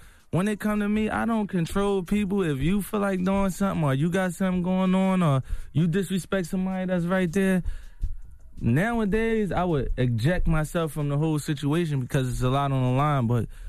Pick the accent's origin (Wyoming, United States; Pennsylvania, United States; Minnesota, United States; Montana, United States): Pennsylvania, United States; Philadelphia; You know, I'm from Philly. We grew up we a little angry a little bit.